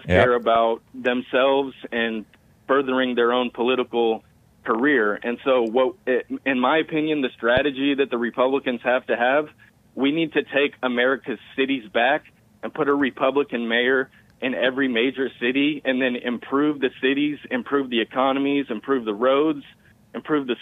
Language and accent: English; Houston, Texas, United States; I'm from Houston